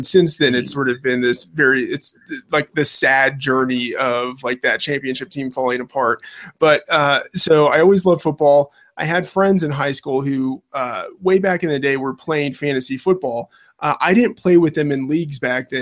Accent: Texas, United States; I grew up in Texas, born and raised in Texas

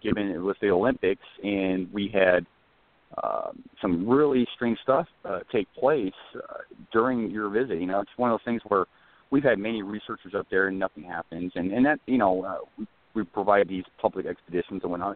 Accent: Scotland, United Kingdom; moved away as an adult; also born or lived in San Diego; I'm a Brit too, so traveling from Scotland

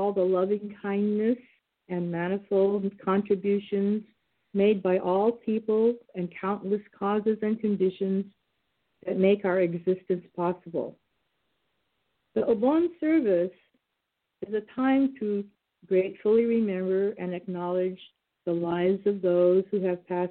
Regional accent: San Joaquin Valley, California, United States; now in Bay Area, United States; I grew up in the San Joaquin Valley

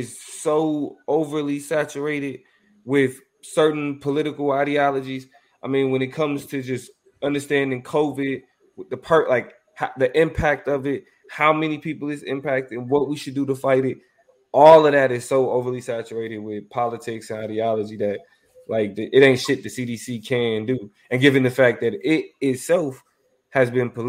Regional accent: Kansas City, United States; growing up in Kansas City

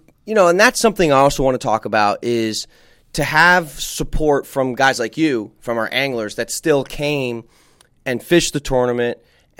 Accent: New Jersey, United States; moved away; New Jersey, you know, my home state

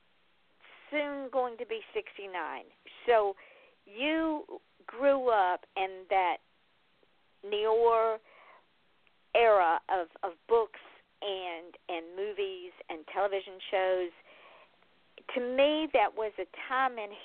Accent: Georgia, United States; I'm from Georgia

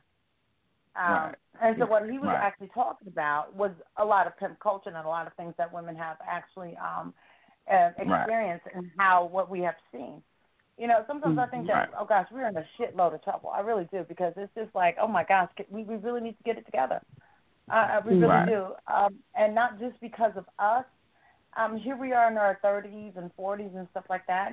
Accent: the South, United States; I'm a Southerner

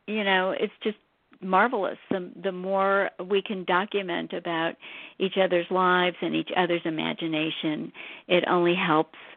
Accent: St. Louis, Missouri, United States; I grew up in St. Louis.

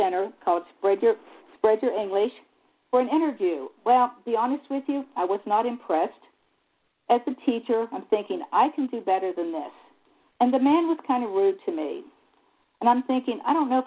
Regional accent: United States; also born or lived in Egypt

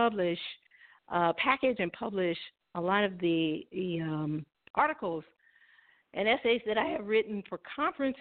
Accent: Springfield, Illinois, United States; moved away; I'm from Springfield, Illinois, born and raised

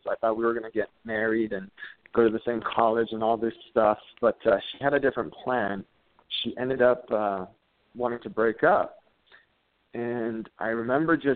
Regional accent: California, United States; I grew up in the San Gabriel Valley, uh, that's out in Southern California.

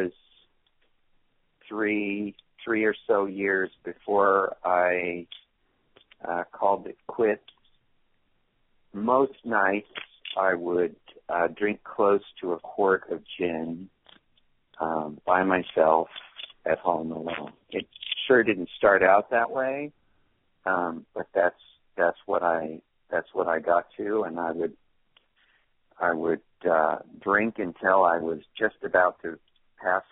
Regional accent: California, United States; moved away as an adult; also born or lived in Oregon; I'm from California. I went away to college in Oregon

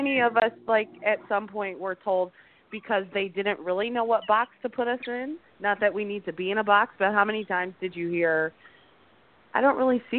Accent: Philadelphia, Pennsylvania, United States; grew up in Philadelphia, which is a fairly diverse city. And, you know, I grew up in the suburbs, but I grew up in Mount Airy.

